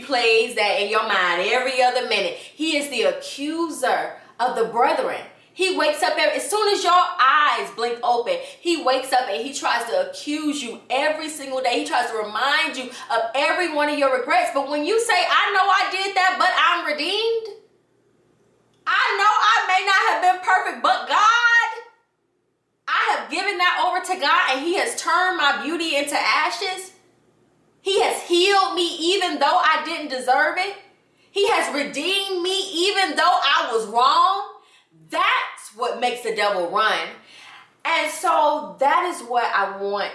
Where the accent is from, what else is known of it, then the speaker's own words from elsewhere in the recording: Atlanta, Georgia, United States; I grew up in Atlanta